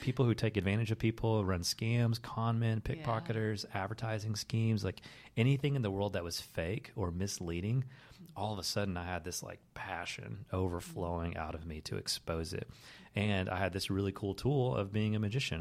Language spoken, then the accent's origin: English; the Bible Belt, United States; the faith that I grew up with as a kid that was kind of like hammered into me growing up in the Bible Belt